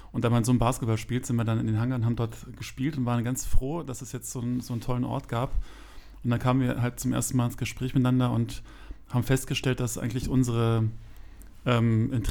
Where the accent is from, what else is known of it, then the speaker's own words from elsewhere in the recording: Berlin, Germany; ich bin tatsächlich äh, original Kreuzberger. Ich bin in Kreuzberg geboren